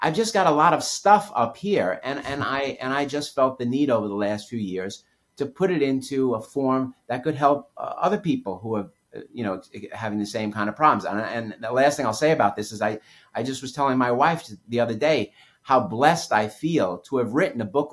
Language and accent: English; New York City, New York, United States; I grew up in New York City